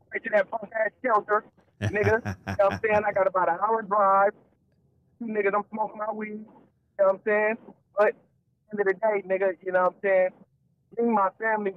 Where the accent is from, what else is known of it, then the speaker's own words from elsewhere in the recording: East Palo Alto, California, United States; I'm from East Palo Alto. You feel me? Right next to Stanford